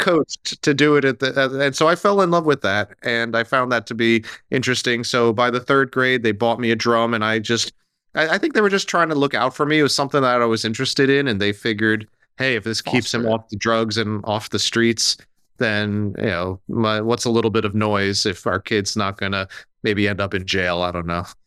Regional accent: New Jersey, United States; I grew up right here in New Jersey, outside of New York

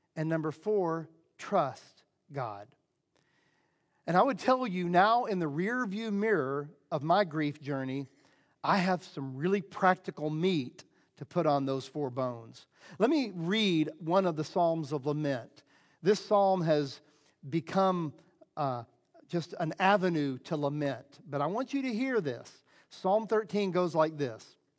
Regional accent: Southeast, United States; I grew up in the Southeast, uh, evangelical Christian

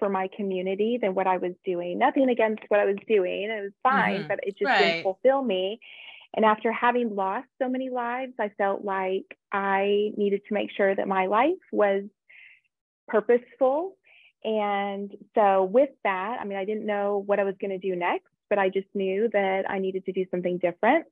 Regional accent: southern Idaho, United States; moved away as an adult; also born or lived in Florida / Oklahoma; I actually grew up in a small town in southern Idaho. I was born in Florida, but then my family moved to Idaho when I was a young girl.

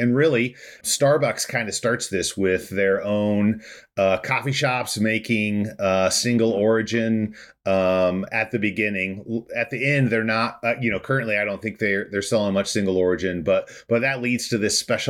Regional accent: Indiana, United States; I live in the beautiful state of Indiana in Indianapolis. Happy Hoosier native.

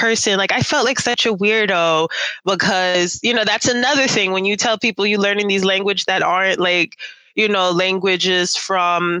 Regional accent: New York City, New York, United States; now in Germany; I'm from New York City.

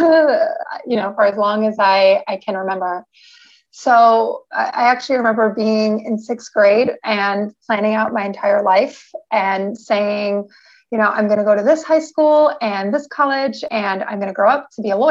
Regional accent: New York City, New York, United States; now in San Diego, United States; I'm currently living in San Diego, California, but I'm originally from New York City

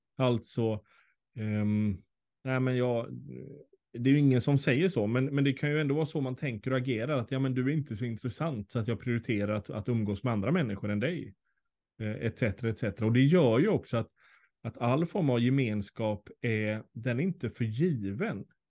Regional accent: Sweden; oss som svenskar

